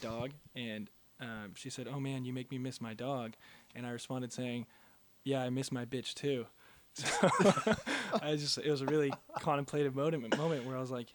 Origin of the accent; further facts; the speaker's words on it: Whittier, California, United States; my hometown of Whittier